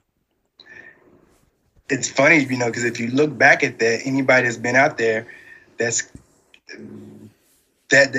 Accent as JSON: {"language": "English", "area": "Ballard County", "region": "Kentucky", "country": "United States", "tie": "born or raised there", "said": "growing up in Ballard County"}